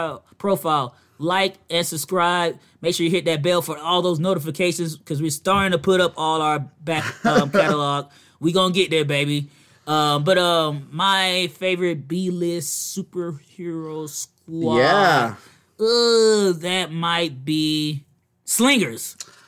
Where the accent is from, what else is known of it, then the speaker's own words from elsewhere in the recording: Virginia, United States; From where I'm from, we don't have these washing machines.